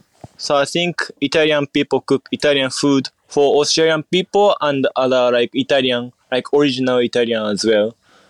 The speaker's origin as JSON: {"language": "English", "country": "Japan", "tie": "born there", "second_language": "English", "said": "of course I was born in Japan, so like I love Japan."}